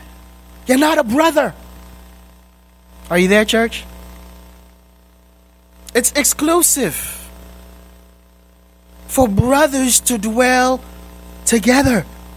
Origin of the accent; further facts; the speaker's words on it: Boston, Massachusetts, United States; I grew up in Boston, so I cheer for the Boston Celtics.